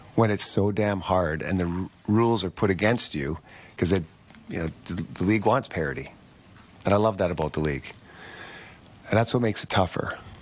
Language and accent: English; Canada; being a Canadian kid growing up